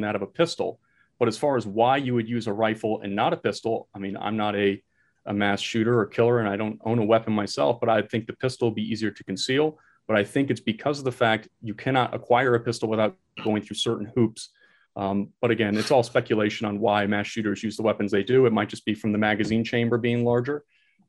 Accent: Florida, United States; also born or lived in Nebraska; I'm originally from Florida. I came back to Florida. I was always a resident here

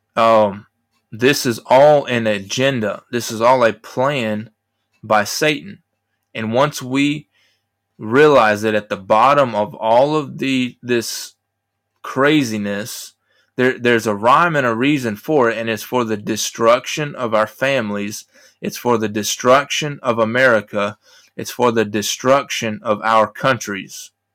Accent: United States; I'm an American

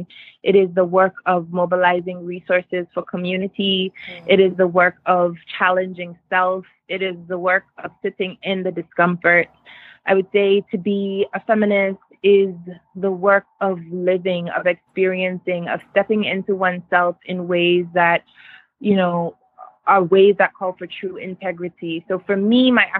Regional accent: Nigeria; when I was growing up in Nigeria

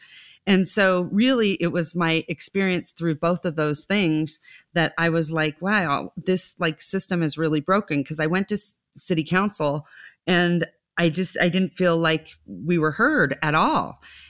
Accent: Reno, Nevada, United States; because I was born and raised here, and you'll laugh at this. When I was growing up, people would say, where are you from? And I'd say Lake Tahoe, Reno.

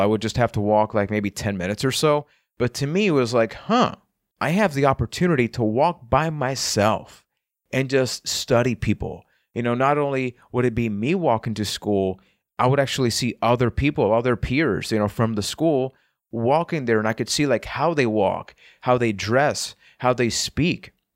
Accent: Puerto Rico; I am from Puerto Rico

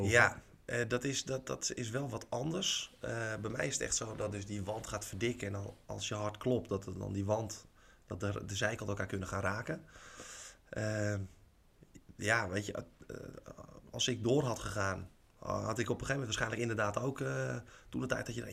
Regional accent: Alkmaar, North Holland, Netherlands; ik kom uit Alkmaar zelf. Dus ik heb in de jeugd Alkmaarse Boys heb ik gespeeld.

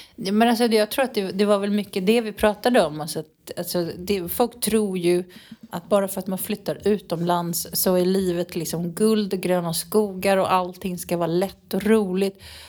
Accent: Sweden; moved away as an adult; now in Nerja, Spain; hemma i Sverige

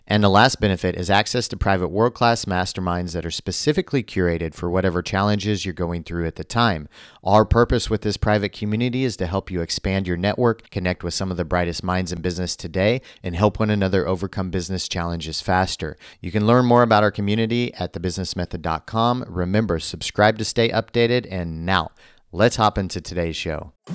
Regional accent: United States; As an American myself

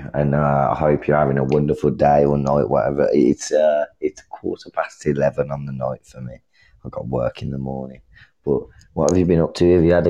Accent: United Kingdom; I'm from the United Kingdom.

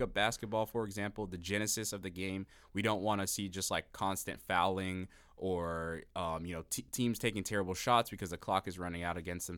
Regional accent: Miami, Florida, United States; I'm from Miami

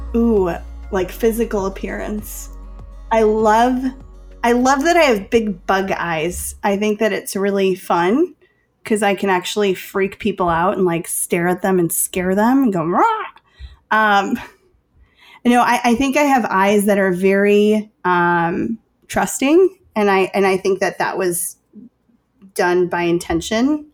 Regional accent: Chicago, Illinois, United States; I'm from Chicago

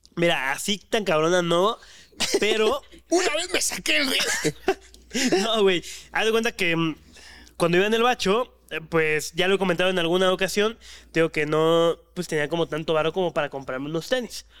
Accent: Mexico; nosotros que somos de Ciudad de México y Estado de México

